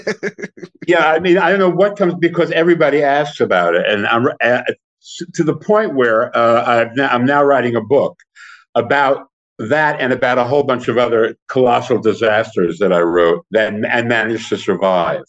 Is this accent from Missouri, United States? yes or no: no; New Jersey, United States; I grew up in New Jersey, right across from the George Washington Bridge